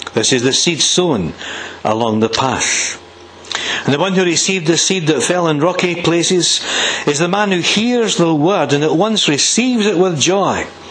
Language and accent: English; Blackridge, Scotland, United Kingdom; I was brought up in Blackridge Village, village about 2,000 people